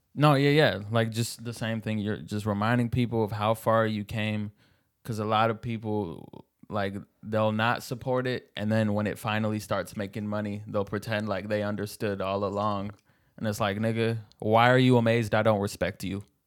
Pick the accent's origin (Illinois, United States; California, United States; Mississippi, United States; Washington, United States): Washington, United States; Seattle; I was born in Seattle